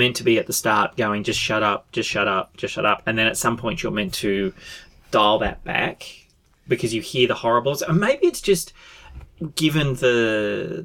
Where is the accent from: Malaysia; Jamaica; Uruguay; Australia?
Australia